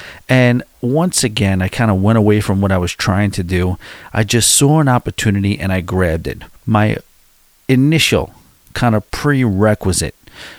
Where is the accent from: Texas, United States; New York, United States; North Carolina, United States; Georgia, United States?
New York, United States; Long Island; accent: New York; You hear some, you know, some real serious Long Island accents where I'm from.